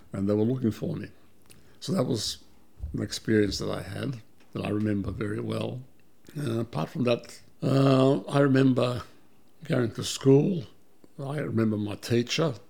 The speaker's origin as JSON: {"language": "English", "town": "Melbourne", "region": "Victoria", "country": "Australia", "tie": "born or raised there", "also_born_or_lived": "Belgrade, Serbia / Vienna, Austria", "second_language": "English", "said": "we came to Australia as refugees in 1958"}